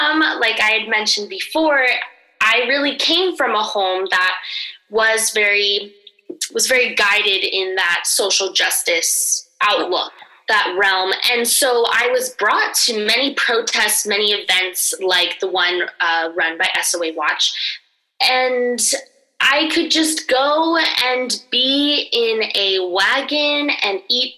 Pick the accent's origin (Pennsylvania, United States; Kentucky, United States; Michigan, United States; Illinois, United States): Illinois, United States; Chicago; moved away; I'm from Chicago, Illinois, in a more physical, literal sense.